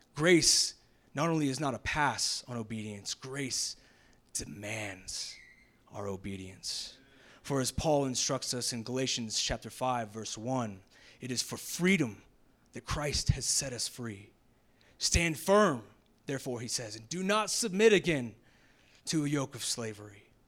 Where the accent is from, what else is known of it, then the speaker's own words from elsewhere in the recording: Jacksonville, Florida, United States; moved away; I'm originally from the South, Jacksonville, Florida